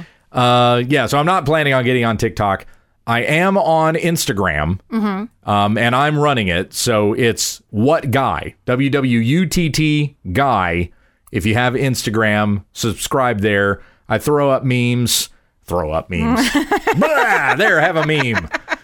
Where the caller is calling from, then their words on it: Ontario, Canada; We're from Ontario, Canada, and my husband and I just moved to another city